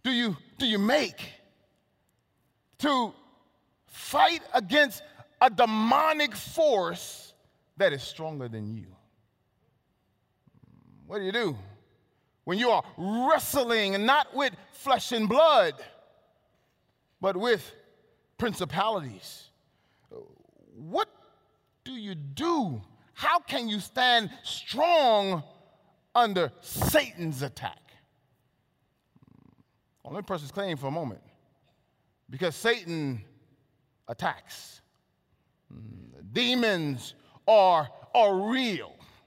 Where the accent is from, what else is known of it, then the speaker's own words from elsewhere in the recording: Texas, United States; I was born in Texas. I'm a Texan.